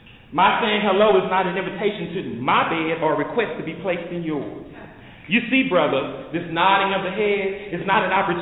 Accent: Dallas, Texas, United States; I am from Oak Cliff, too.

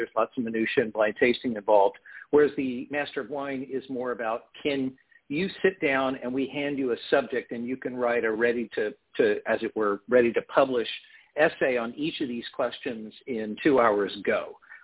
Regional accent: United States; also born or lived in Portland, Oregon / Prairie Village, Kansas; originally from Portland, Oregon, but I've lived in Kansas and Missouri really most of my life.

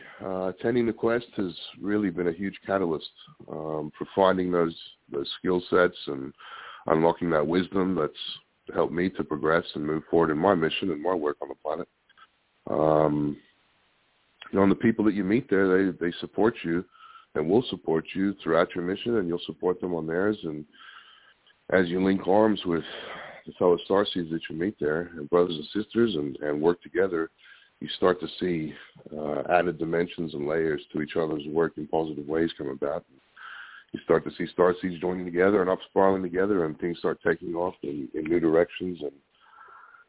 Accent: Australia; when I was growing up in Australia

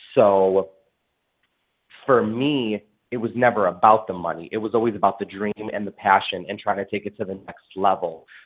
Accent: Des Plaines, Illinois, United States; also born or lived in Chicago / Park Ridge; was born in Chicago and I grew up between Park Ridge and Des Plaines

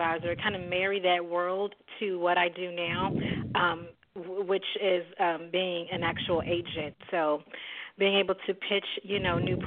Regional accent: Dallas, Texas, United States; I'm from Dallas, Texas. I'm born and bred.

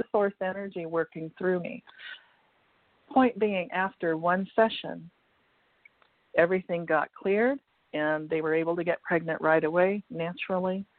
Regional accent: Washington, United States; moved away as an adult; also born or lived in California; moved from California back to Washington State, which was my home state.

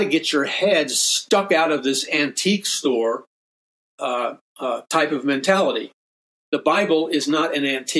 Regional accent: New York City, New York, United States; I grew up in New York City

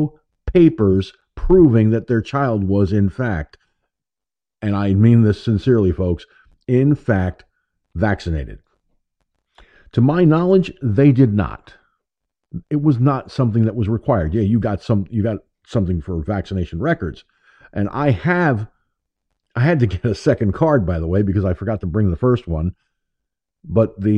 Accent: United States; I was born in the United States of America, not the United Soviet States of America

